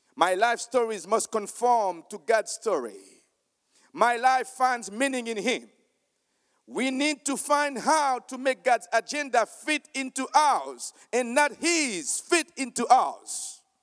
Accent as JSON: {"language": "English", "country": "Haiti", "said": "I am from Haiti"}